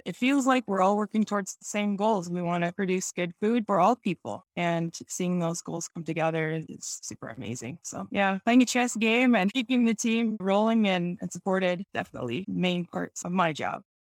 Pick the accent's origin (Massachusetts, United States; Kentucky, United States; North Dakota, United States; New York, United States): North Dakota, United States; Mandan, Hidatsa and Arikara Nation; moved away as an adult; now in Cheyenne River Indian Reservation, United States; I'm originally from North Dakota. I was born on the Mandan Hadassah Rickaron Nation and raised in the Hadassah culture